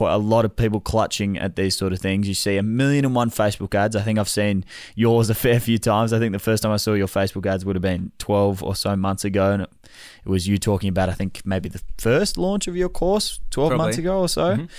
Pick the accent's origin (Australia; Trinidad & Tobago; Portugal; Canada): Australia; Melbourne, Victoria; You're from Melbourne. I'm from Melbourne.